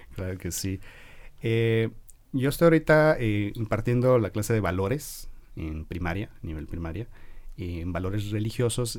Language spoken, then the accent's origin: Spanish; Guadalajara, Jalisco, Mexico; la mayor parte de mi formación fue en Guadalajara, como buen tapatío